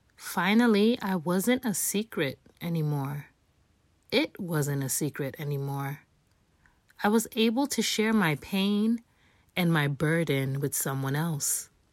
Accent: New York City, New York, United States; I was born and raised in New York City, the Bronx specifically

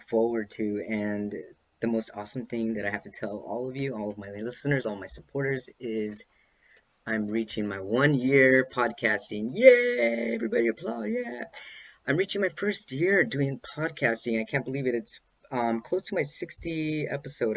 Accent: Los Angeles, California, United States; Los Angeles. Yeah, my hometown.

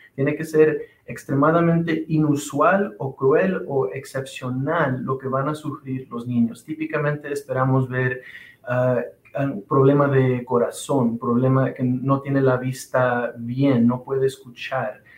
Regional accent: Los Angeles, California, United States; moved away as an adult; also born or lived in Utah; now in Washington, United States; yo soy originalmente de Los Ángeles, California

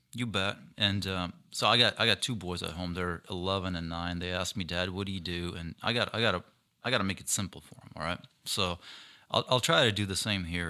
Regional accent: Ukraine; now in Minnesota, United States; I was born and raised in Ukraine.

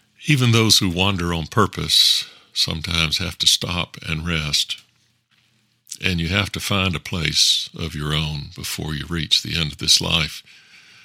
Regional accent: the South, United States; also born or lived in Texas

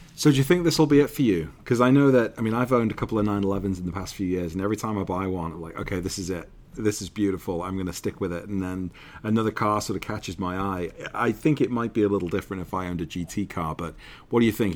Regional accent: United Kingdom; As a Brit

